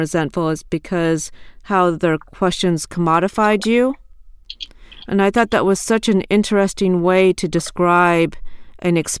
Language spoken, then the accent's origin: English; Iowa, United States; I grew up in Iowa